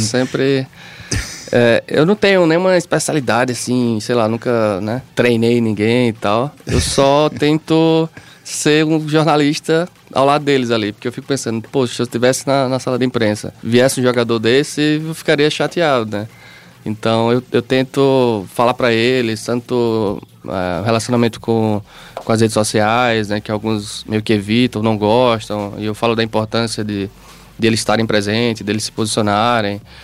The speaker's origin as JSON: {"language": "Portuguese", "town": "Campina Grande", "region": "Paraíba", "country": "Brazil", "said": "sou de Campina Grande"}